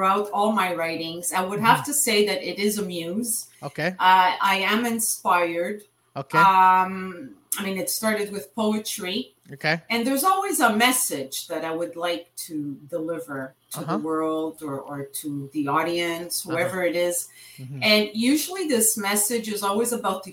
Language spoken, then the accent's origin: English; Montreal, Quebec, Canada; I was born and raised here in Montreal. I'm of Italian origin.